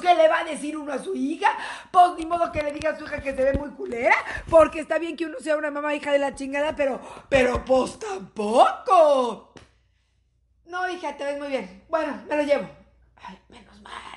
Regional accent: Mexico; somos madres mexicanas

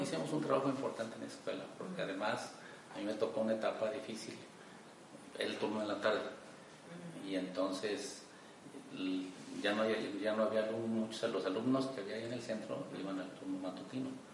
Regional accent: Cuquío, Jalisco, Mexico; yo nací en Kio Jalisco. Yo soy hijo de campesinos.

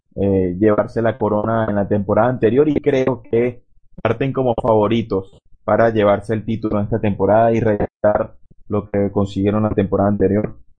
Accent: Venezuela; acá en nuestro país

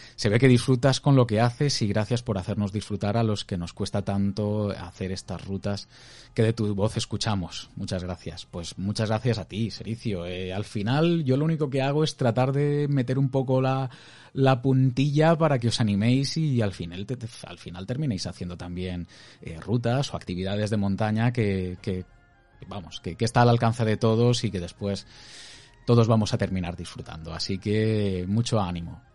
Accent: Crevillente, Valencian Community, Spain; la gente que somos de Crevillente

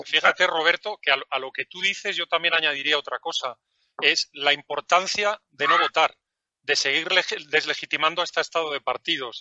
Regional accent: Valencian Community, Spain; en mi tierra, porque yo soy de la comunidad valenciana

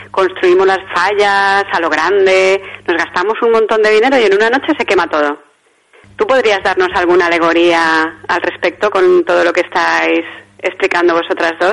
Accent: Valencia, Valencian Community, Spain; yo que soy de Valencia, eh, me siento muy valenciana

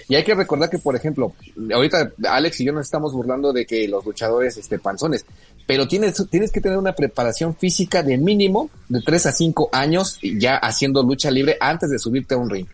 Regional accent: Mexico; nuestro país

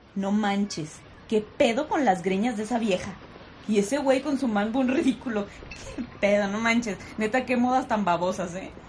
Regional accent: Mexico; ¿Qué pedo con los mexicanos? ¿Por qué somos así?

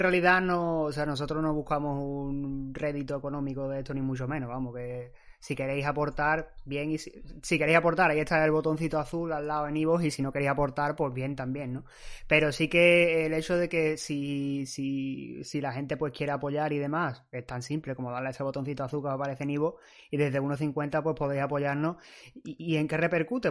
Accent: Spain; somos españoles

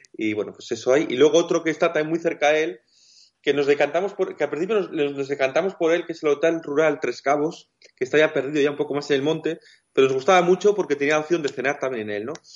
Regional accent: Basque Country, Spain; nosotros somos del País Vasco

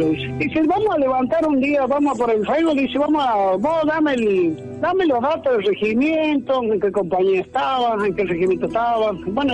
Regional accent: La Salada, Córdoba, Argentina; moved away; éramos todos de Córdoba, y yo me volví al, a mi pueblo, La Salada, que era un pueblito chiquito, humilde, que yo vivía en el campo.

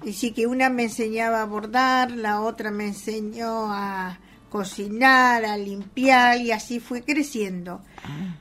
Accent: Rawson, Chubut, Argentina; also born or lived in Carmen de Patagones, Argentina / Necochea, Argentina; me crié en coché hasta los nueve años que vine a Raúl

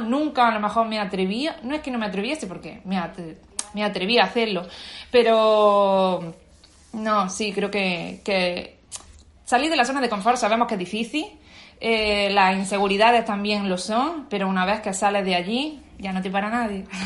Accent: Bailén, Andalusia, Spain; moved away as an adult; also born or lived in Granada / Germany; now in Australia; yo vengo de un pueblo de Jaén, Bailén, al sur de España

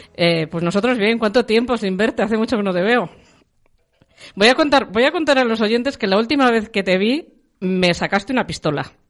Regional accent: Cirueña, La Rioja, Spain; De Cirueña, mi pueblo en La Rioja

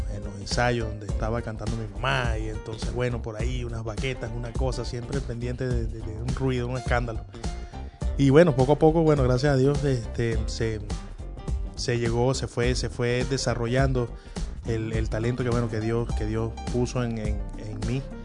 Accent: Punto Fijo, Falcón, Venezuela; moved away as an adult; now in Caracas, Venezuela; no soy de aquí, soy de Punto Fijo, de, de, de Falcón.

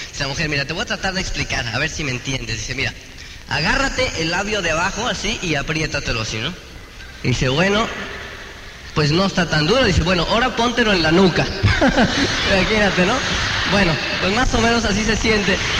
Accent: Mexico; moved away; allá de donde yo soy, de Transingo

